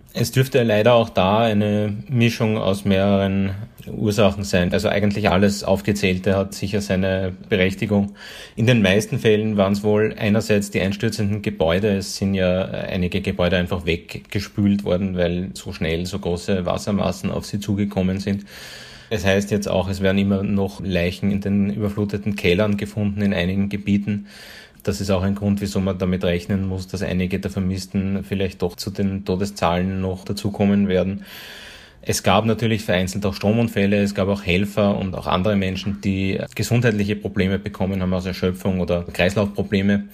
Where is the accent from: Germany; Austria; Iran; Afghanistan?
Austria; hier bei uns in Österreich